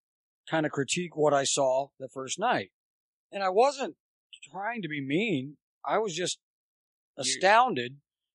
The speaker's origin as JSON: {"language": "English", "town": "Dayton", "region": "Ohio", "country": "United States", "tie": "born or raised there", "said": "I grew up on Dayton"}